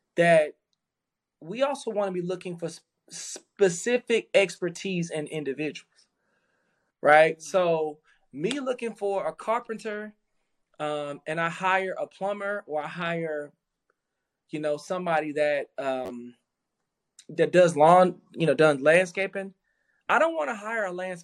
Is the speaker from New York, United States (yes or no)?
no; Dallas, Texas, United States; I grew up in South Dallas